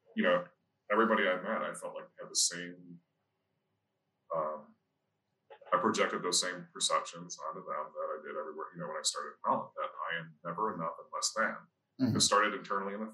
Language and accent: English; Holland, Michigan, United States; moved away as an adult; also born or lived in Detroit; growing up in Michigan and Holland